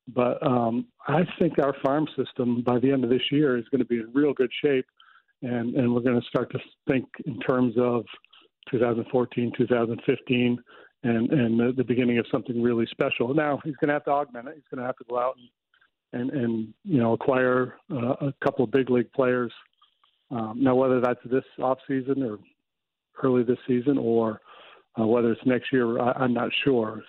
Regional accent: United States; I'm American.

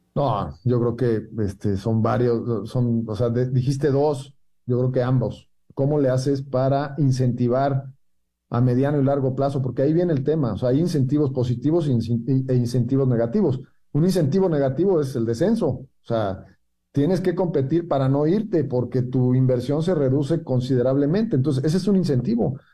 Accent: Mexico

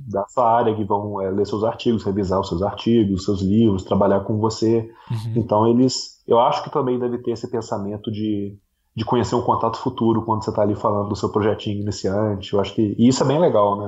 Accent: Brazil; moved away as an adult; now in New Zealand; aproveitei para voltar aqui visitar a terrinha.

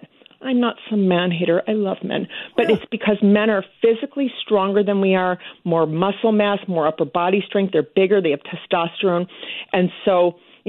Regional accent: Midwest, United States; now in Los Angeles, United States; I'm from the Midwest

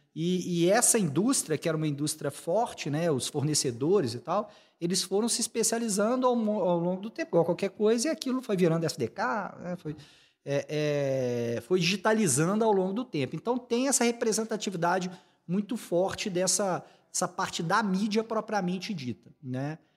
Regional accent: Belo Horizonte, Minas Gerais, Brazil; moved away as an adult; also born or lived in São José dos Campos / Rio de Janeiro; eu sou, sou mineiro, sou daqui de, de BH

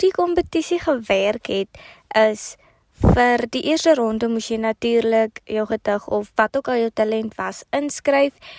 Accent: Kakamas, Northern Cape, South Africa; also born or lived in Potchefstroom; Ek kom van Agenhuis in die Noord-Kaap

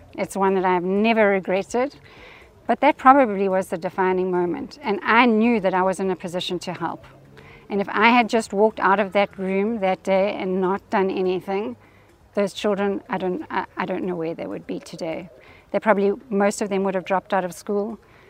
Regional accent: South Africa; I count myself as South African. I know I've been overseas.

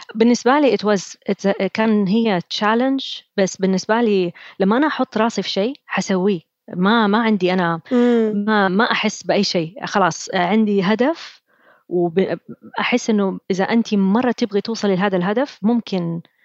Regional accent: Saudi Arabia; أنا أول سعودية أروح وورتن

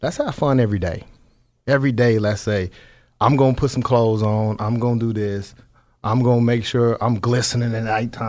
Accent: Las Vegas, Nevada, United States; I'm from Vegas, you know. We do some things a little different down there on the West Coast in that city.

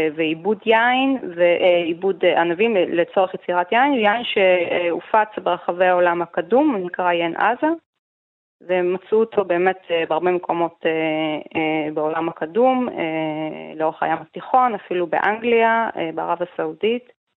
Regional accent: Israel; בתור ישראלים

